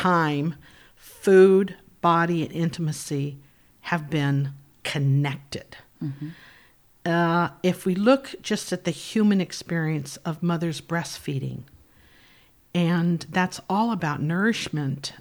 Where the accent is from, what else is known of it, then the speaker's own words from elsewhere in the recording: Anaheim, California, United States; also born or lived in Fullerton, California; my early years, first 13 years, were I was raised in Anaheim, California